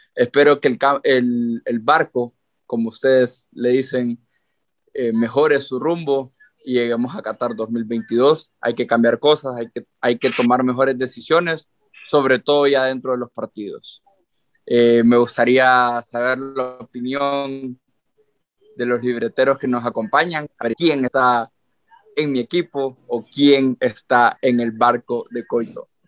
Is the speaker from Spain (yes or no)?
no; Honduras; nosotros como hondureños